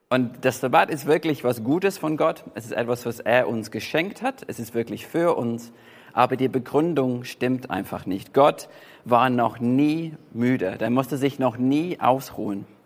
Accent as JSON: {"language": "German", "region": "England", "country": "United Kingdom", "tie": "born or raised there", "said": "und es gibt auch aus meiner Heimat, gibt zum Beispiel die White Cliffs of Dover oder die Weiße Klippen in Dover."}